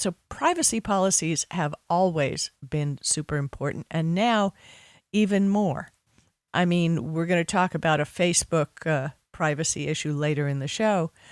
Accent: Miami Beach, Florida, United States; I grew up on Miami Beach

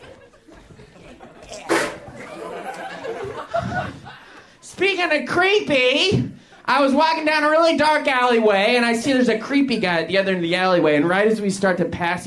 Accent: Tulsa, Oklahoma, United States; I'm from Tulsa, Oklahoma

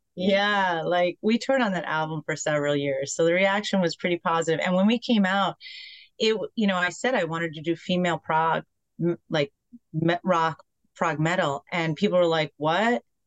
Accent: Poughkeepsie, New York, United States; where I grew up in Poughkeepsie

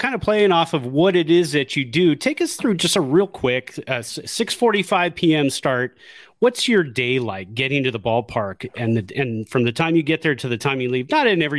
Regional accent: Santa Clara, California, United States; I grew up in Santa Clara. I did not have cable in my neighborhood in the 70s and 80s growing up.

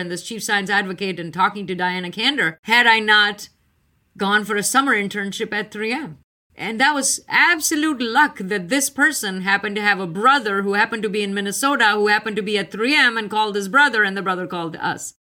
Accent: India; now in United States; I was on the East Coast. I came from India. I hadn't heard much about it.

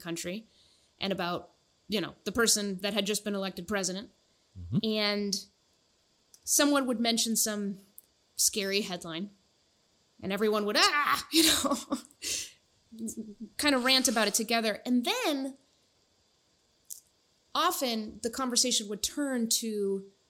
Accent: Dover, New Hampshire, United States; moved away as an adult; also born or lived in Monterrey, Nuevo León, Mexico / Dallas, Texas / Maine; now in Seattle, United States; I spent basically my whole childhood in, just like a small Seacoast proximate town, in Dover, New Hampshire.

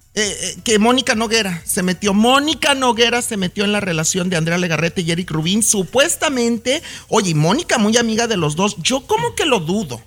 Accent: Mexico; now in United States; yo de antemano se las acepto como mexicano

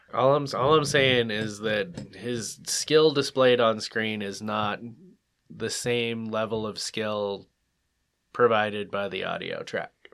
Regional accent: United States; I'm American

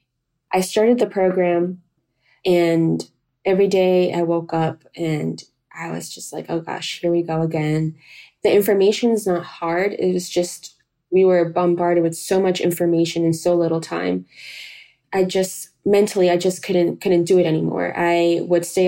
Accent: North Carolina, United States; moved away as an adult; also born or lived in Cali, Colombia / New York City; now in Portland, Maine, United States; We then shortly moved to North Carolina, and there I did all of my schooling.

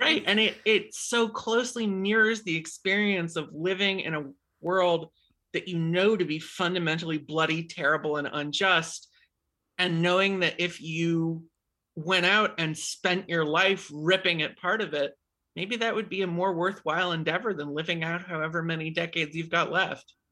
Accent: New Hampshire, United States; I grew up in New Hampshire.

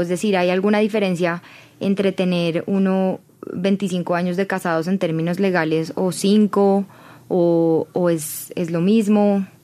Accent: Colombia

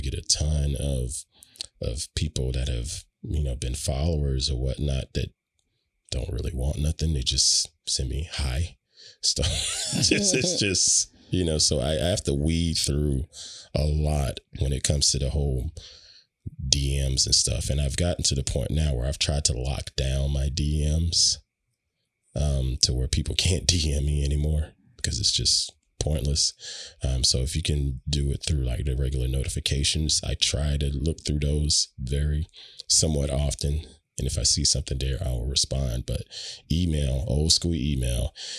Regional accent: Southern United States, United States; But that's a dead giveaway of I am a Southerner.

